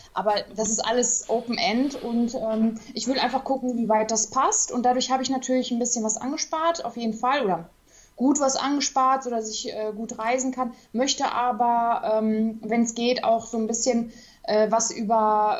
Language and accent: German; Duisburg, North Rhine-Westphalia, Germany; ich komme aus Duisburg, bin auch noch hier äh, ja, ich wohne immer noch hier